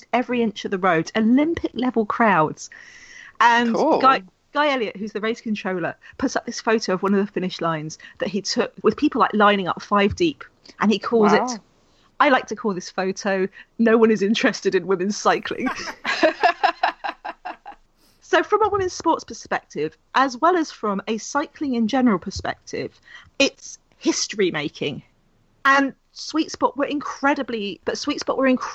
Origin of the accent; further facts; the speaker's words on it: London, United Kingdom; I grew up in London